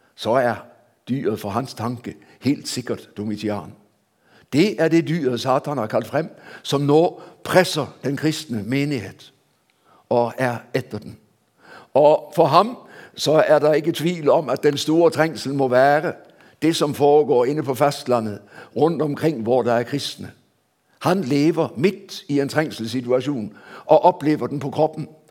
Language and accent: Norwegian; Denmark; Jeg ble født i Danmark før man innførte hastighetsbegrensning